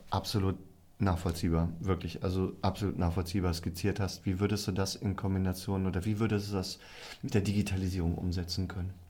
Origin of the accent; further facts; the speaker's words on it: Rhineland, Germany; Es ist wirklich für mich eine echte Herausforderung, als Rheinländer mit einer Rheinländerin Podcast zu machen.